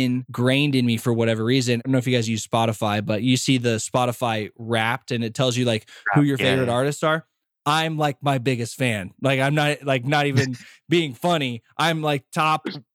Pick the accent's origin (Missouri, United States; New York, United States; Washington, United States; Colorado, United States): Colorado, United States; moved away; also born or lived in Los Angeles; I'm from Colorado, and I wanted to move out to Los Angeles